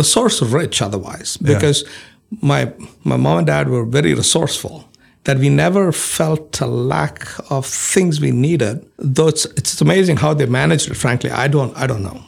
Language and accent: English; Mumbai, Maharashtra, India; moved away as an adult; also born or lived in Houston, Texas / Columbus, Ohio; now in Huntsville, United States; the home that I grew up in Bombay